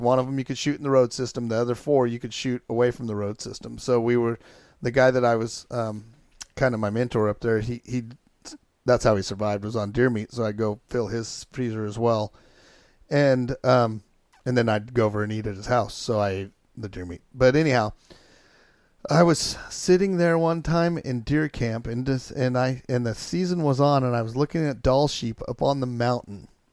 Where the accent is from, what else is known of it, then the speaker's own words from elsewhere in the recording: Chiloquin, Oregon, United States; I grew up in Chilliquin, Oregon